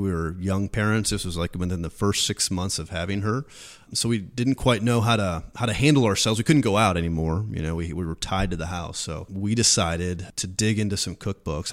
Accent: Washington, Missouri, United States; moved away; growing up in Washington, it's a small town on the Missouri River

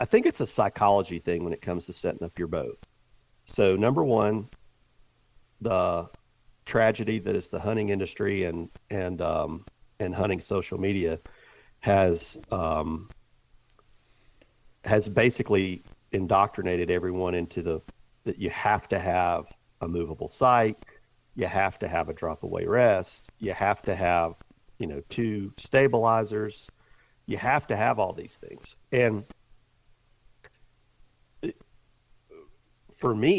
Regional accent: the South, United States; I grew up in the South

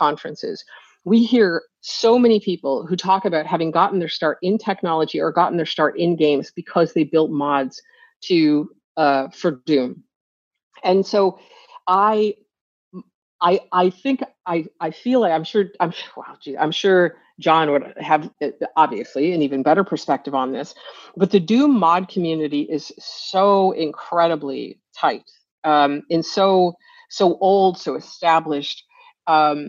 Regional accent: Northern New York, United States; I grew up in Northern New York, as I've mentioned, and on the Canadian border

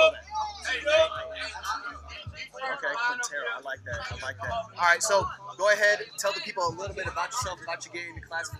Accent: Florida, United States; I grew up in Florida

